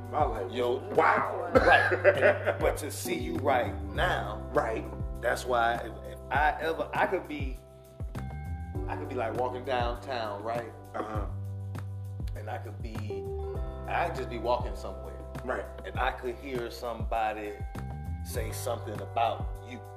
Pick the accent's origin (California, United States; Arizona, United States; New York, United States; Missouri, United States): New York, United States; Queens; See, I'm from